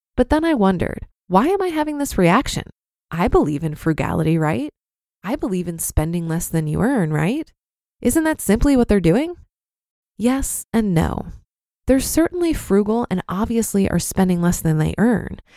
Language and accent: English; Iowa, United States; I grew up in Iowa